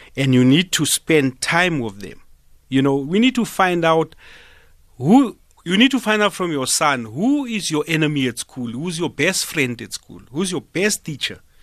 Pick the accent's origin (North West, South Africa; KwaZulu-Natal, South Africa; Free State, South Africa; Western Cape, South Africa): Free State, South Africa; Smithfield; I'm from a rural area, ne? I'm from Smithfield